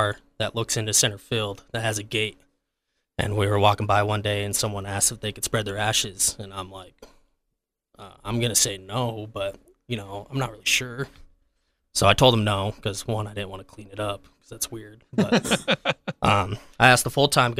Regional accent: Providence, Utah, United States; also born or lived in Boston; now in Logan, United States; I grew up in the Valley. I'm from Providence. Grew up a huge Aggie fan.

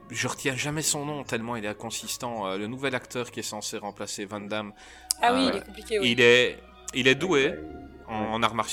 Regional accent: Marseille, Provence-Alpes-Côte d'Azur, France; je suis marseillaise.

